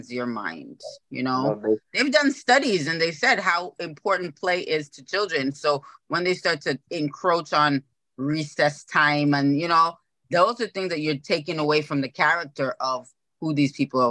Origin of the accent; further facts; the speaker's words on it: Trinidad & Tobago; I'm from Trinidad and Tobago